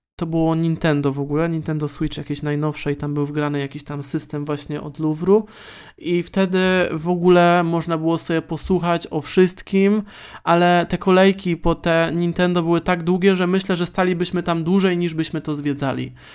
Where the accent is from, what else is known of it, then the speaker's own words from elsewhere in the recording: Poland; accent: Polish; now in Warsaw, Poland; polski akcent